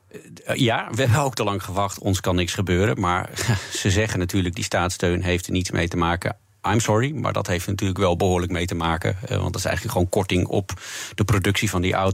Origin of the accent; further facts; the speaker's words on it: Netherlands; als Nederlander